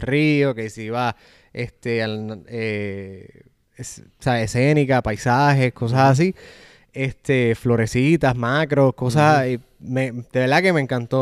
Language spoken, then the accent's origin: Spanish; Puerto Rico; moved away as an adult; also born or lived in Orlando; now in Atlanta, United States; en el 2015, que fue que decidí mudarme de Puerto Rico